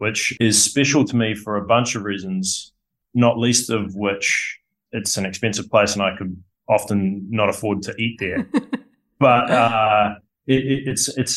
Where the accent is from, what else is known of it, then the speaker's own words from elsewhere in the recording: Wellington, New Zealand; moved away as an adult; also born or lived in United States / Australia; growing up in Wellington, I first attended university to study architecture and ended up coming over to America